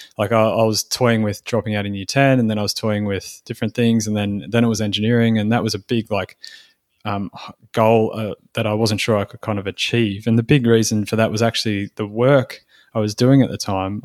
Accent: Sydney, New South Wales, Australia; moved away as an adult; now in Port Macquarie, Australia; I'm from Sydney.

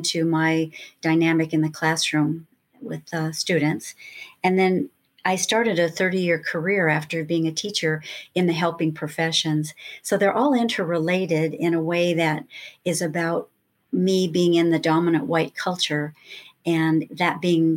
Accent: Lakewood, California, United States; also born or lived in Los Angeles, California; a little girl growing up in Lakewood, California

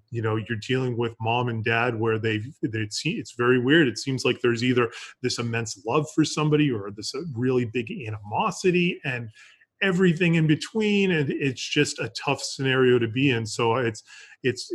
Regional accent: Massachusetts, United States; moved away as an adult; also born or lived in Colorado / Florida; I grew up in Massachusetts

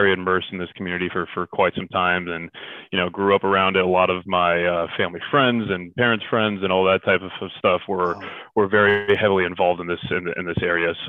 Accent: Silicon Valley, Bay Area, California, United States; originally I'm from California, born and raised in the Silicon Valley in the Bay Area

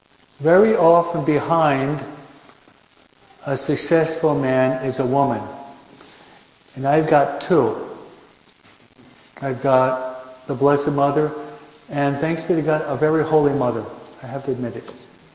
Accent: Michigan, United States; I was born in Michigan, not Michoacan.

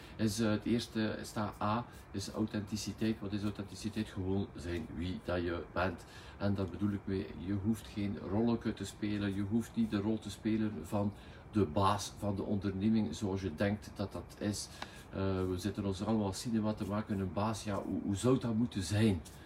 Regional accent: West Flanders, Belgium; accent: West Flemish; al onze eerder West-Vlaams accent

